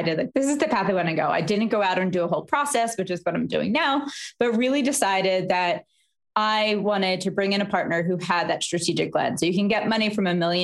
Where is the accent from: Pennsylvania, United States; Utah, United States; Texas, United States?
Pennsylvania, United States; Philadelphia; also born or lived in New York; I'm from Philadelphia